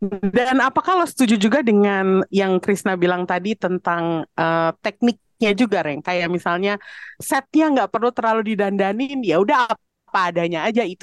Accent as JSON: {"language": "Indonesian", "region": "Java", "country": "Indonesia", "said": "gue sebagai orang Jawa kenal banget sama kulturnya"}